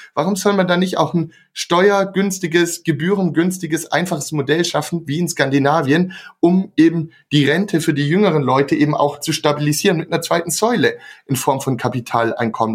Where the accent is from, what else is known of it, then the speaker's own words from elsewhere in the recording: Swabia, Germany; ich komme auch aus dem Schwabenland